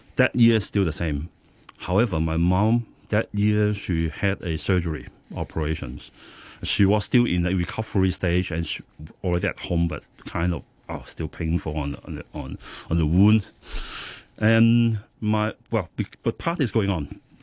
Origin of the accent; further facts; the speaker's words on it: Hong Kong; I was born in Hong Kong. So um, when I was a kid, I think until now, most of the food I, I, I, I, I ate Cantonese local food